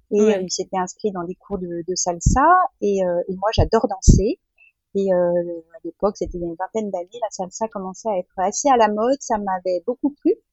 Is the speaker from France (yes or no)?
yes; France; je suis française, j'ai toujours vécu en France, j'ai 50 ans.